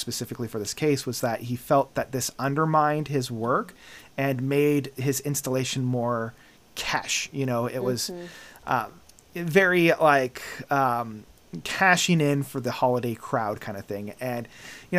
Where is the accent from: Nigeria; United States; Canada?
Canada; we're Canadian